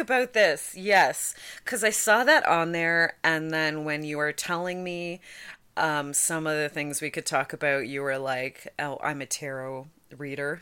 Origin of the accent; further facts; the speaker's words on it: Hamilton, Ontario, Canada; I grew up in Hamilton